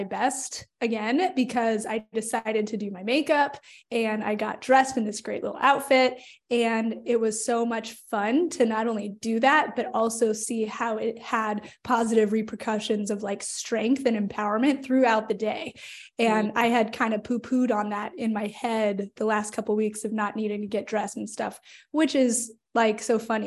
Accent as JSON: {"language": "English", "town": "Phoenix", "region": "Arizona", "country": "United States", "moved": "as an adult", "lives_now": "Richmond, United States", "said": "I am from Phoenix, Arizona, but I reside now in Richmond, Virginia, after moving cross country because I wanted to and felt called to after college"}